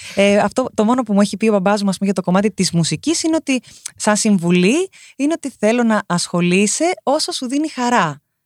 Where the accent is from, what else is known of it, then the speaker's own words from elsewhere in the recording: Rhodes, South Aegean, Greece; γεννήθηκα και μεγάλωσα στη Ρόδο.